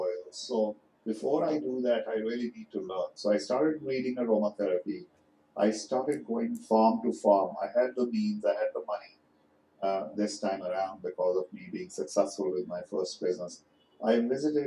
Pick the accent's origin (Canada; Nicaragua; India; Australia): India; now in United States; as an Indian person